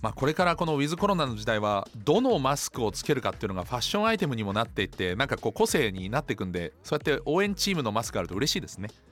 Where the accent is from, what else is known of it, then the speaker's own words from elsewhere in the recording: Germany; now in Japan; 私のふるさとドイツ